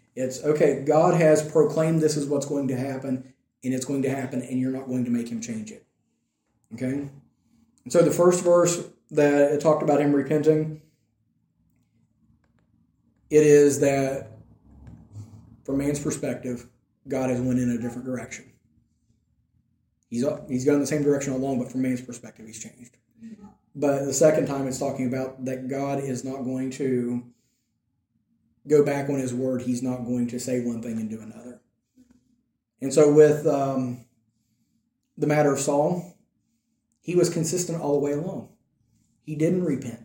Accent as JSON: {"language": "English", "country": "United States", "moved": "as an adult", "lives_now": "Ireland", "said": "being an American"}